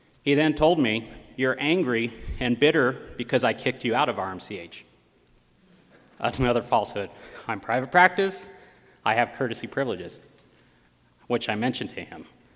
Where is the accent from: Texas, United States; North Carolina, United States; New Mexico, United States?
New Mexico, United States; Gallup; I was raised here in Gallup